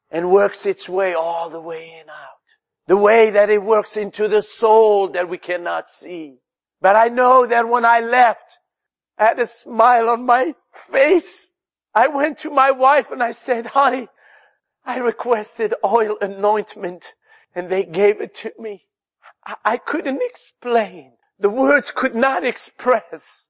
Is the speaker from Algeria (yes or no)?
yes; Algeria; English is a second language; moved away as an adult; I came to this country from Algeria